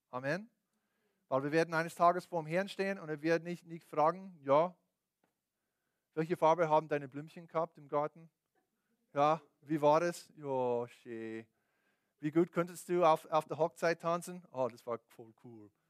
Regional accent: United States; born there; Deswegen bin ich in den USA geboren, bin ich so groß und, und, und, was auch immer.

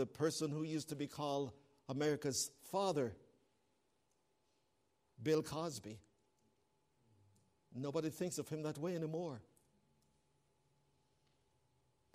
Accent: Canada; I'm a Canadian

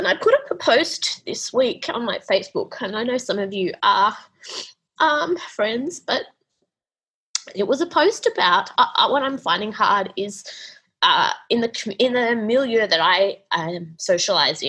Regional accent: Australia; I was Australian

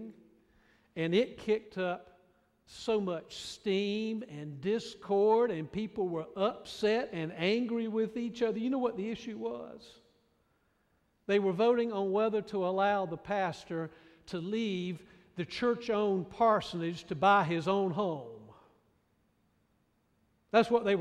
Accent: Raleigh, North Carolina, United States; now in Greenville, United States; my little home church that I grew up in Raleigh

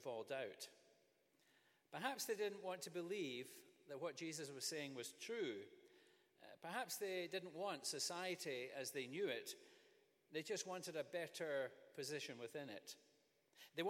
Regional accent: Scotland, United Kingdom; Growing up in Scotland

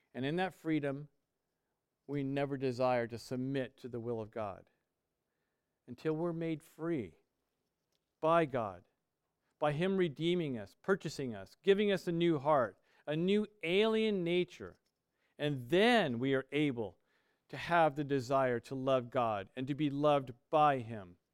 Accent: United States; We are American

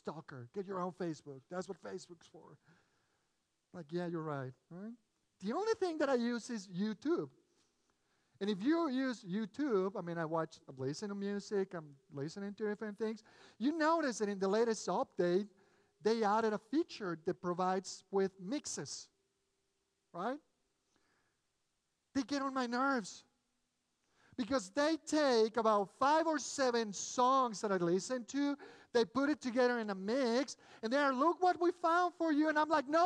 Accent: Mexico City, Mexico; English is a second language; moved away as an adult; now in United States; I grew up in Mexico City. My family is originally from Spain. Sorry, we moved a few years back. I was born in Mexico, raised in Mexico, went to college.

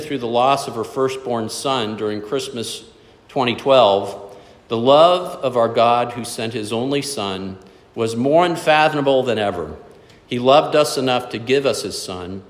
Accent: South Florida, United States; Growing up in South Florida, we had in our backyard 2 huge lychee trees

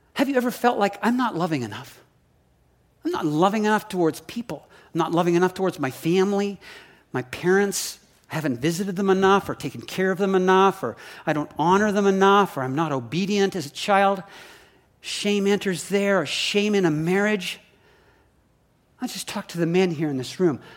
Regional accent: Saskatoon, Saskatchewan, Canada; now in Oregon, United States; I grew up in Canada. We moved to the States in nineteen, um, eighty-three to Oregon and have been here ever since.

